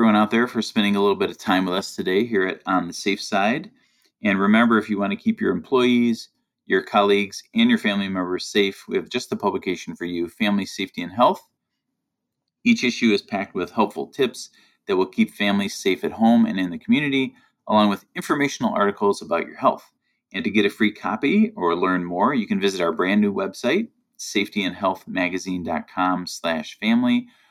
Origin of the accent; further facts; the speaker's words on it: suburban Chicago, Illinois, United States; from my hometown in suburban Chicago